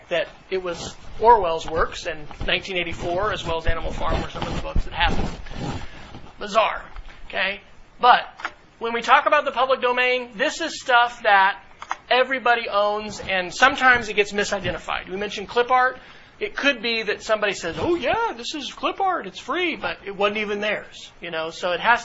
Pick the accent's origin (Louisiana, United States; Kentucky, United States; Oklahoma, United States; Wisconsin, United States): Oklahoma, United States; Duncan; growing up in Duncan, Oklahoma, and my grandparents are there